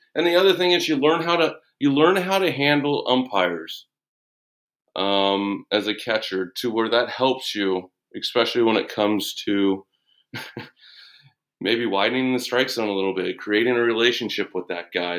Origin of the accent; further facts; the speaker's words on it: Bay Area, California, United States; I'm from the Bay Area